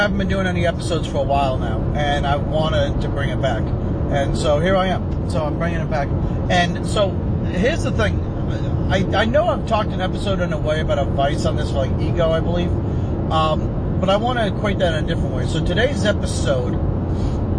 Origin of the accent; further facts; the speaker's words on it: United States; I'm an American